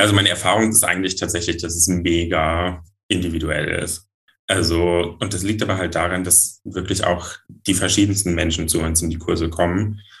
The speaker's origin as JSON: {"language": "German", "town": "Giessen", "region": "Hesse", "country": "Germany", "said": "ich bin fünfundzwanzig Jahre alt, ich komme aus Gießen und ich bin Poledancer"}